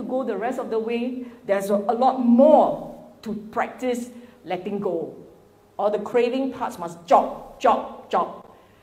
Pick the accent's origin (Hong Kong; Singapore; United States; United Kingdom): Singapore